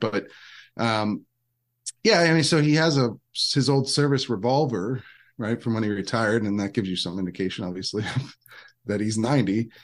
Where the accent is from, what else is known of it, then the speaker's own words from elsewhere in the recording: Downingtown, Pennsylvania, United States; now in Virginia, United States; I grew up in, in Downingtown, Pennsylvania